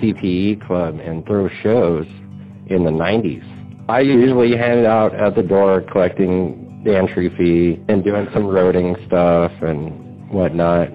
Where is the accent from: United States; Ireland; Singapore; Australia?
United States; Yuma, Arizona; I was born in Yuma, Arizona. My dad was a lettuce farmer. So lettuce farming is why we ended up in Yuma